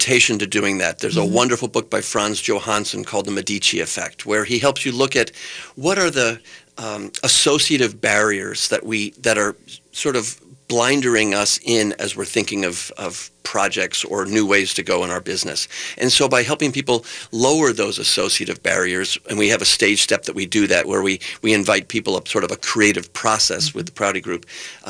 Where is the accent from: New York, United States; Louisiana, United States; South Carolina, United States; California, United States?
New York, United States; now in Twin Cities, United States; I came from New York originally